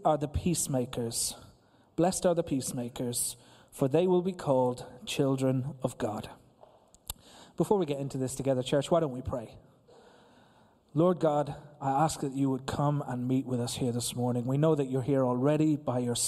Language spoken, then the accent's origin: English; Ireland; the island of Ireland, my home country